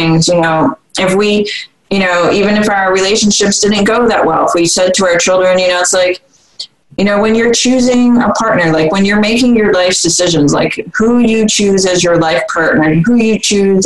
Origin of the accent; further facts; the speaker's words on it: Vermont, United States; I grew up in Vermont, it's a liberal state